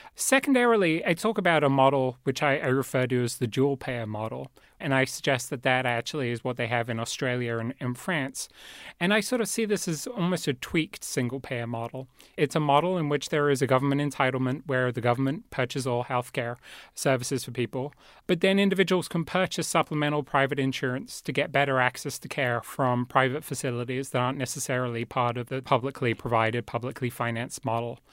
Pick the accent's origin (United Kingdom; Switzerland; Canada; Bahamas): United Kingdom; England; moved away; I grew up in England